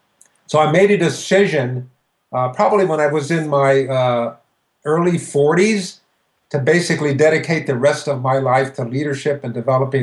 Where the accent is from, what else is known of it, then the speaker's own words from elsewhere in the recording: Palm Springs, California, United States; also born or lived in Los Angeles area; Well, I grew up in Southern California, Nate. I was born in the Los Angeles area, and my family moved to Palm Springs when I was 7 years old.